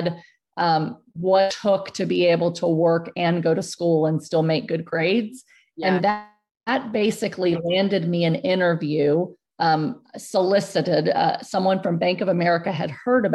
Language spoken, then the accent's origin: English; San Antonio, Texas, United States; born or raised there